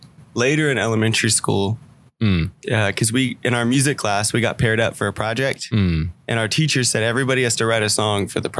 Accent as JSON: {"language": "English", "town": "Dallas", "region": "Texas", "country": "United States", "tie": "born or raised there", "also_born_or_lived": "Palm Beach, Florida / McKinney, Texas", "said": "So I grew up in Dallas, moved to McKinney, went to high school in McKinney."}